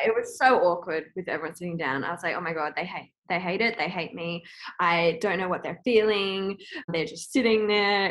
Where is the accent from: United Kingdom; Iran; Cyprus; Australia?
Australia; Sydney, New South Wales; moved away as an adult; also born or lived in Los Angeles; I'm from Northern Beaches